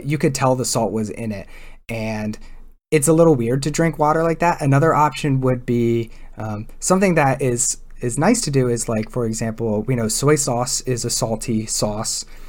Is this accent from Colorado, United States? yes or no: no; Delaware, United States; now in California, United States; I grew up in Delaware